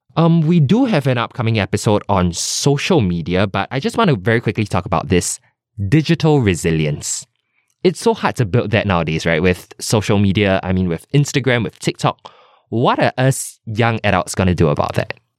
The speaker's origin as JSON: {"language": "English", "country": "Singapore", "said": "as a Singaporean son or daughter"}